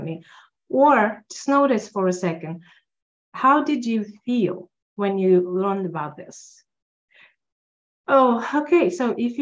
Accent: Russia; now in Los Angeles, United States; As an immigrant, I'm immigrant from Russia

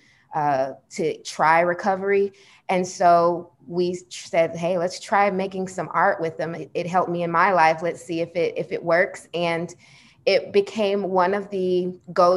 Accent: Atlanta, Georgia, United States; I was born and raised in Atlanta

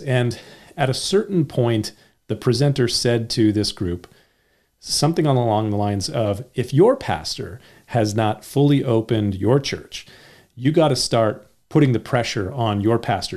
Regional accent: United States; also born or lived in California; I'm an American

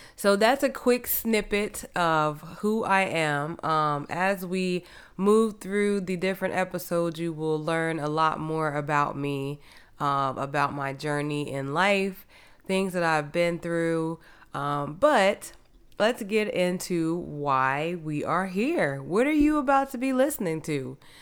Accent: New Jersey, United States; moved away as an adult; now in Houston, United States; I am originally from New Jersey. I came to Houston to run track in college

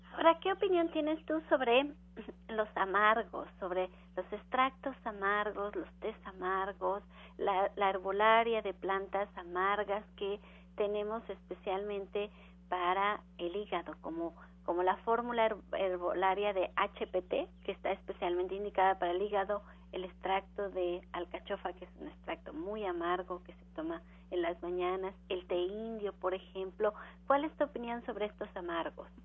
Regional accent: Mexico; Nosotros como mexicanos

